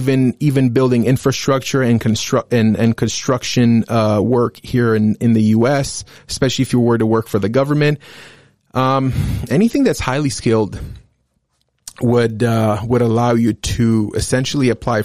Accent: Canada; the times that we Canadians live

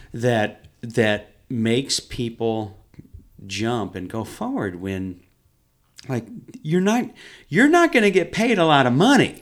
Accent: Hawk Point, Missouri, United States; I'm from here locally. I'm from a town called Hawk Point. But I, I've been in Sari my whole life.

